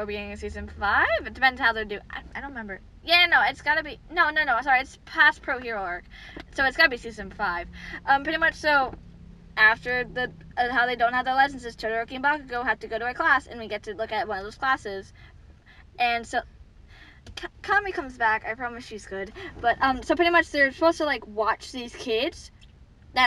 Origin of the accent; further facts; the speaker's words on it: United States; as Americans.